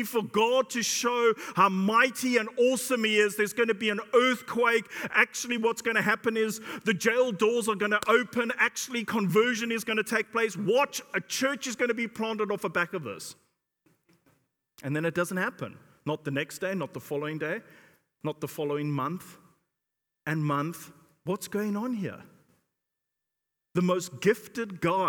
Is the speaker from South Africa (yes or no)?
yes; South Africa; now in United Kingdom; I come from South Africa